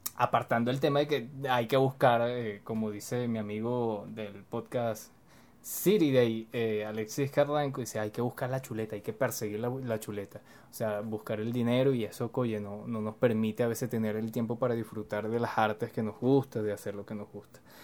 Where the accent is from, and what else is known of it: Venezuela